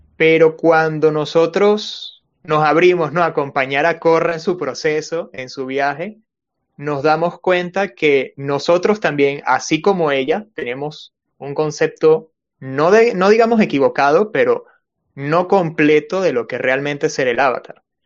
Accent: Venezuela; now in Peru; soy venezolano, pero vivo en Perú.

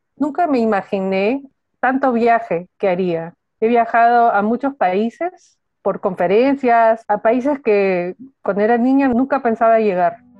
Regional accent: Peru; moved away; siendo peruana

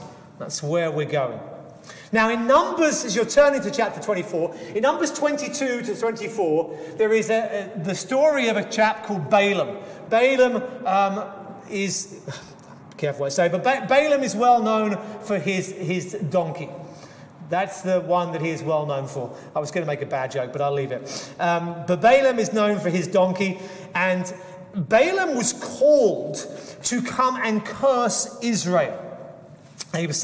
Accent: England, United Kingdom; I grew up in England

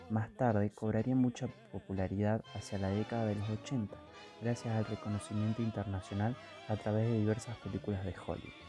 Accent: Argentina

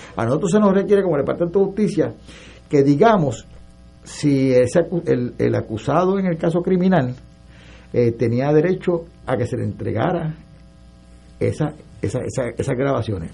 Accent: San Juan, Puerto Rico; also born or lived in Arecibo, Puerto Rico; yo nací, o sea, yo me crié por San Juan

